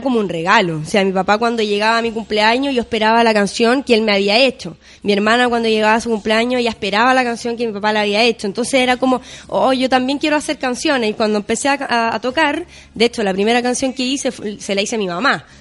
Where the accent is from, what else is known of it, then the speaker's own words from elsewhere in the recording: Chile; also born or lived in Chaco, Argentina; me vine muy chiquitita acá en Chile y prácticamente crecí acá